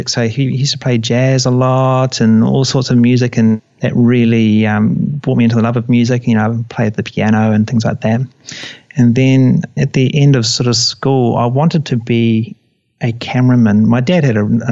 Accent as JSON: {"language": "English", "region": "Waikato", "country": "New Zealand", "tie": "born or raised there", "moved": "yes", "said": "I'm a Kiwi born, and I grew up on a farm in the Waikato"}